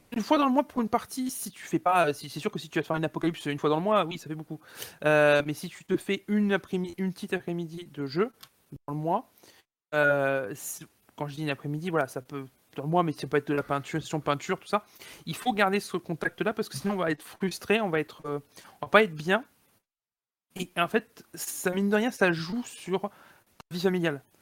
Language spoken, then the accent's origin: French; Montpellier, Occitania, France; moved away; je suis originaire de Montpellier au départ